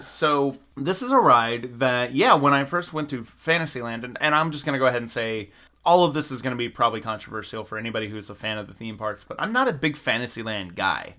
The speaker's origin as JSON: {"language": "English", "region": "Georgia", "country": "United States", "tie": "born or raised there", "said": "I grew up in Georgia"}